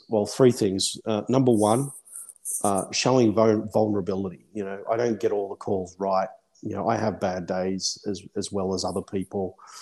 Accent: Australia; moved away as an adult; now in United Kingdom; I'm Australian at heart.

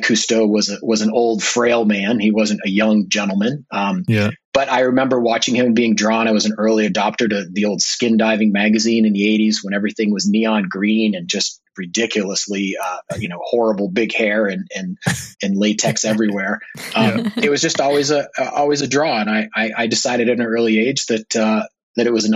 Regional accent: New Hampshire, United States; I grew up near the coast of New Hampshire.

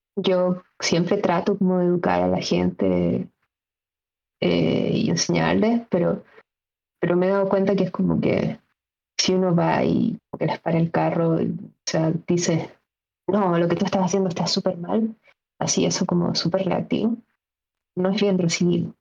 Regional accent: Chile; como chilenos

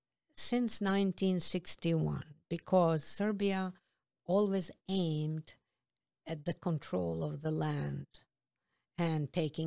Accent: Peja, Kosovo; now in New York City, United States; I grew up in Peja.

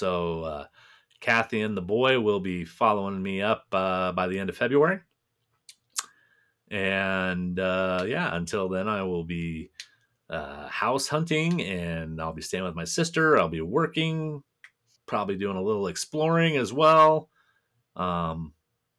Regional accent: Nebraska, United States; moved away as an adult; now in Minnesota, United States; You can take the boy out of Nebraska, but you can't take the Nebraska out the boy.

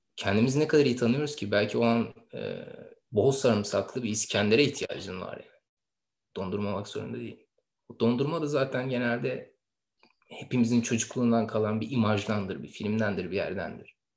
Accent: Istanbul, Turkey; İstanbul'da dünyaya gelmiş bir insan evladı olduğumu düşünüyorum. En azından bana böyle söylendi. Ee, İstanbul'da büyüdüm. Şu yaşımda hala İstanbul'dayım.

